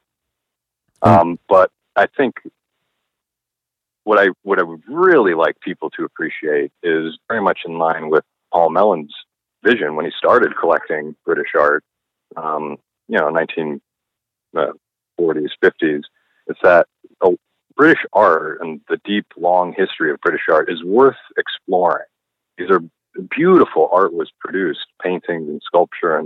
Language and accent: English; Palm Beach, Florida, United States; moved away as an adult; now in New Haven, United States; I am originally from South Florida, Palm Beach